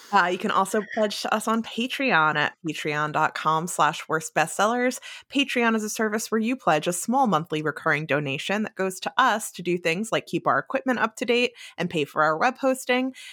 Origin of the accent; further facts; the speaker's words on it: New Jersey, United States; moved away as an adult; also born or lived in New York State; having grown up in New Jersey